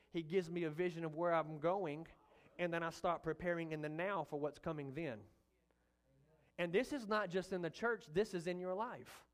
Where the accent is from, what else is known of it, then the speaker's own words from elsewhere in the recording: the Delta, United States; now in Malvern, United States; I'm from the Delta